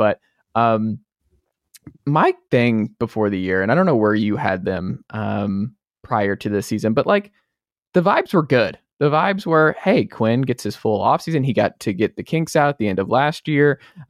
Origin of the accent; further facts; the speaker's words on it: Georgia, United States; now in Knoxville, United States; coming to you live from Knoxville, Tennessee, Everything School HQ, down there in my home state, Atlanta, Georgia